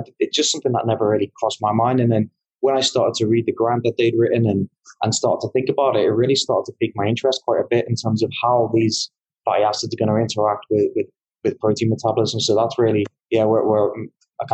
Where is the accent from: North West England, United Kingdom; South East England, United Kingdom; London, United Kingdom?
North West England, United Kingdom; just outside of Liverpool; moved away as an adult; now in Canada; As you can tell, I'm English. I grew up in just outside of Liverpool, but I currently work in Canada at the moment as an assistant professor.